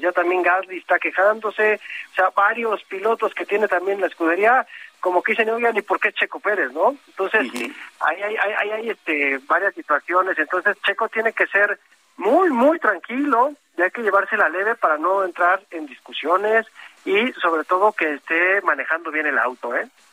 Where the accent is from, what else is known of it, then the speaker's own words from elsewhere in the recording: Mexico; lo digo como mexicano